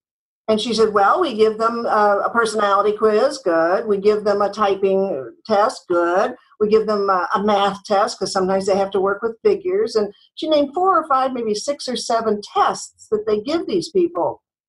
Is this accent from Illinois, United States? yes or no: yes; Chicago, Illinois, United States; now in California, United States; Well, I was born in Chicago. I had a very nice family life. I went to grammar school and high school in Chicago and went to work at WGN Television.